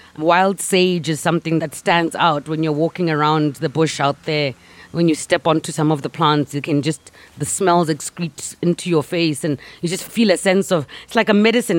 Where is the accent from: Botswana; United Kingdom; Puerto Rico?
Botswana; Gaborone, South-East District; I grew up in Gaborone